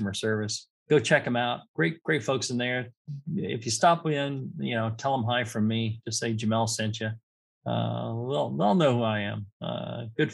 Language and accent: English; California, United States; I'm from California